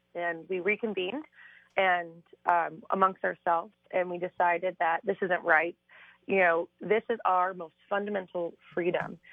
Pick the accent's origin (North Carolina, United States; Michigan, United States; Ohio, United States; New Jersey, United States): Ohio, United States; Cuyahoga County; I'm from Cuyahoga County.